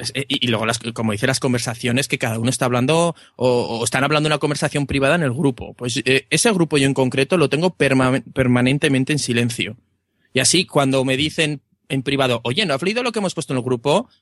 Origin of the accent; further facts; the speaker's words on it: Aragon, Spain; un pueblo cerrado de, Aragón